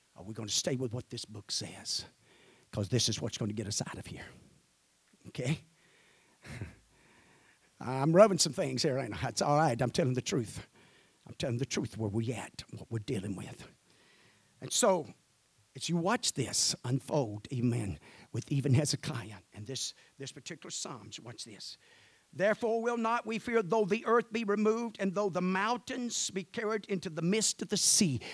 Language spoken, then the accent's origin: English; Mississippi, United States; I'm from Mississippi.